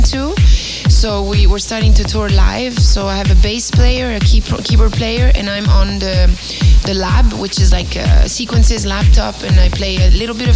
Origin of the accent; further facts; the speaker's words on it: Catania, Sicily, Italy; moved away; I was born in Catania, which is the city just at the bottom of the Etna volcano